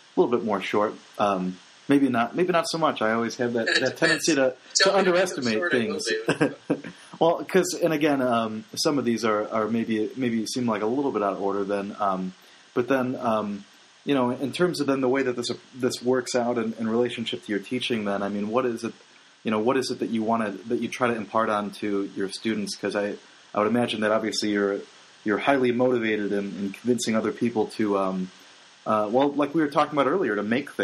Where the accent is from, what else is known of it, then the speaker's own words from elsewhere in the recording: Illinois, United States; now in Ohio, United States; I'm from Illinois